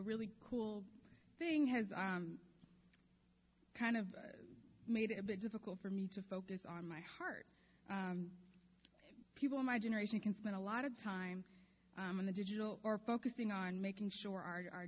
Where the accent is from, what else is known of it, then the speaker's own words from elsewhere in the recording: Chicago, Illinois, United States; now in Los Angeles, United States; I'm from Chicago. I grew up there